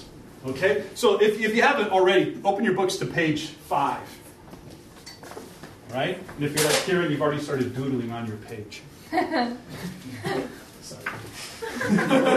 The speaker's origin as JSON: {"language": "English", "region": "Iowa", "country": "United States", "also_born_or_lived": "Minnesota", "moved": "yes", "said": "I'm from Iowa, and I come from Iowa up to Minnesota"}